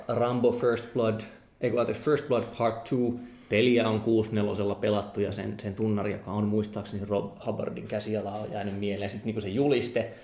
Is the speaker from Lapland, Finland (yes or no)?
no; Joensuu, North Karelia, Finland; mä oon kasvanut Joensuussa